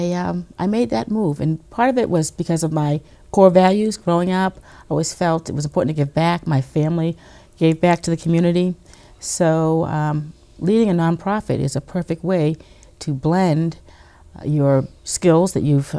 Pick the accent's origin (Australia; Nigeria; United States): United States; Arlington, Virginia; lead the Arlington Community Foundation right here in my hometown of Arlington